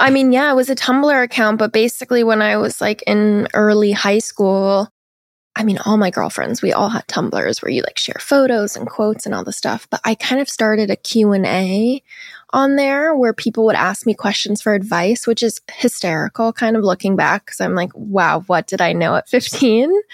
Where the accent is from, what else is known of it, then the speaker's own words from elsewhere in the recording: Seattle, Washington, United States; I'm from Seattle, Washington, which is, like, a very liberal city in the U S, but I grew up like, pretty religious